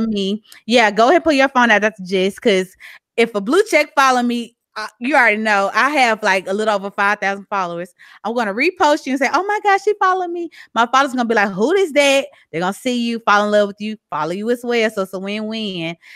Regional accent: Mississippi, United States; accent: southern; moved away as an adult; now in Texas, United States; I have a very southern accent. I'm from Mississippi. I've been living in Texas for a year and some change.

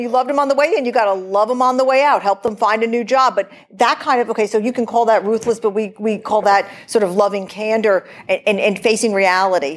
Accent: Portland, Oregon, United States; I'm from Portland, Oregon

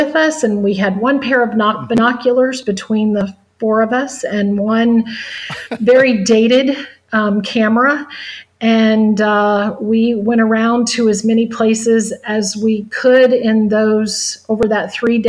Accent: Ohio, United States; as a little girl, I was raised in Ohio

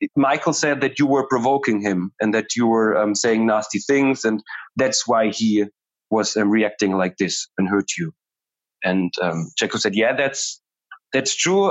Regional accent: Germany; I'm from Germany

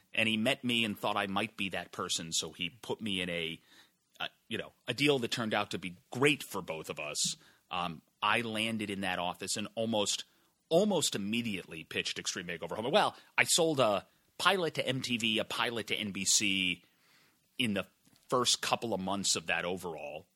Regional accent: Massachusetts, United States; moved away as an adult; I grew up in Massachusetts

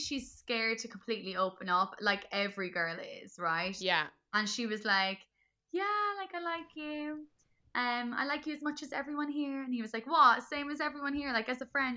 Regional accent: Cork, Munster, Ireland; Another Corker, like, my accent just comes back

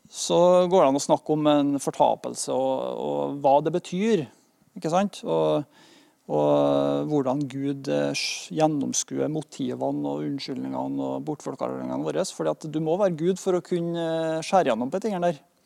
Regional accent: Norway; Vi har det godt her i Norge

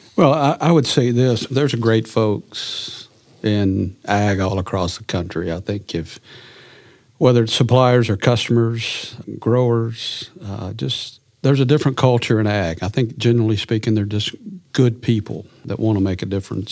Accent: Clarendon, Arkansas, United States; I grew up in Arkansas, a little farm community in eastern Arkansas, uh, over there on the White River, a little community called Clarendon.

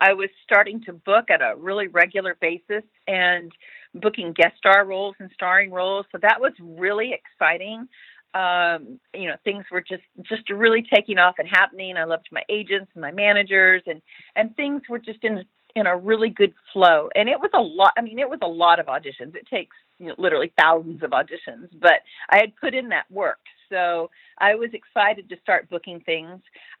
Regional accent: Texas, United States; born there; also born or lived in California; now in Los Angeles, United States; I was born in Texas, and then I got to California, you know, as quick as I could with Hollywood beckoning. So I really consider L.A. home.

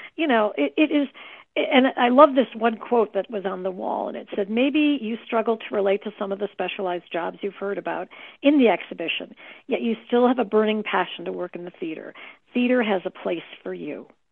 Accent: Chicago, Illinois, United States; I was raised in the Chicago area

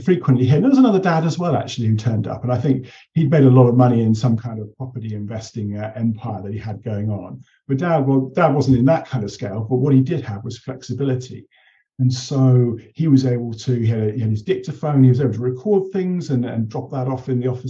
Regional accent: Taunton, South West England, United Kingdom; I grew up in Somerset in Taunton.

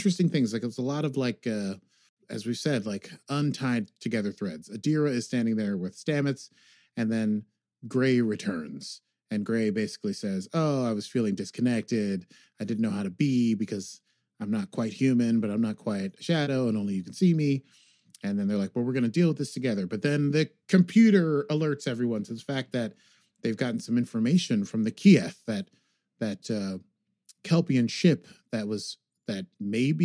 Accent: United States; I'm American.

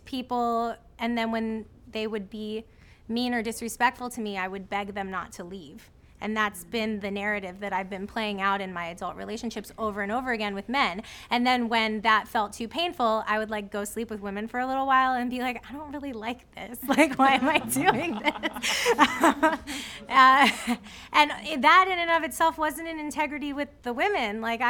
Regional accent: Florida, United States; born or raised there

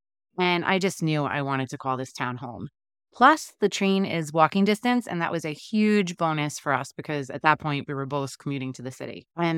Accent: New York City, New York, United States; moved away as an adult; also born or lived in Long Island / Staten Island; now in Cranford, United States; I was born and raised in Queens, New York, right next to Aqueduct Racetrack. I lived there until I went to college, which was out in Long Island.

